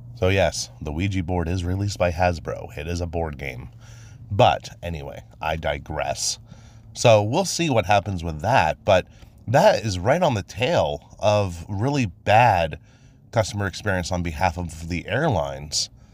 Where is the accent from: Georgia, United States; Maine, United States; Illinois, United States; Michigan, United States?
Maine, United States; I was born and raised in Maine